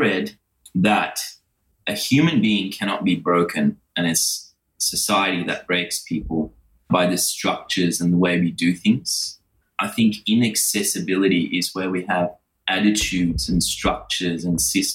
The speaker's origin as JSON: {"language": "English", "country": "Sri Lanka", "tie": "born or raised there", "moved": "yes", "lives_now": "Australia", "said": "where I was born in Sri Lanka"}